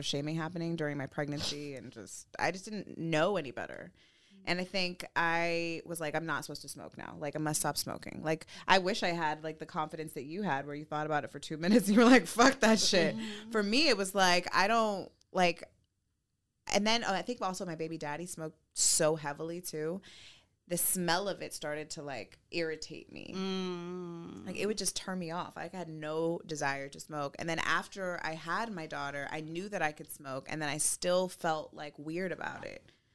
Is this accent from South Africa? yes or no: no; Los Angeles, California, United States; growing up in the Valley, like in the 818